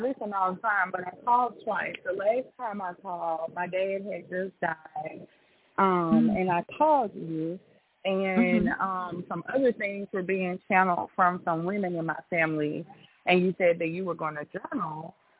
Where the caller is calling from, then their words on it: Nashville, Tennessee, United States; I'm calling in from Nashville.